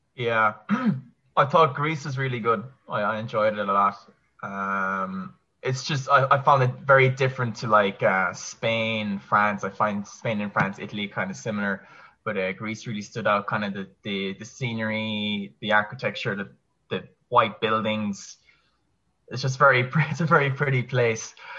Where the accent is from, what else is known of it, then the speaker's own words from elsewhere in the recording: Kerry, Munster, Ireland; moved away as an adult; also born or lived in Limerick; born and raised in Ireland. Um, went to school in Kerry, which is my my county where I'm from